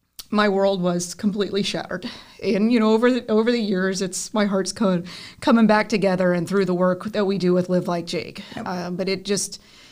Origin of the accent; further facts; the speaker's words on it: Florida, United States; Born and raised.